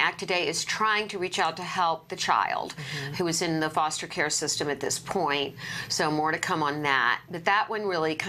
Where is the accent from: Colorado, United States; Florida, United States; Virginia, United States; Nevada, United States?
Virginia, United States; also born or lived in North Carolina; I was born in North Carolina, raised mostly in Virginia, but a lot of my family is still there.